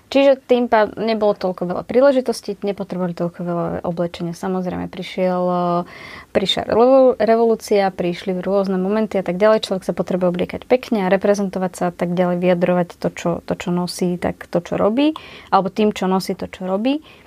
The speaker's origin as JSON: {"language": "Slovak", "area": "Kysuce", "region": "Žilina Region", "country": "Slovakia", "said": "u nás na Kisúciach"}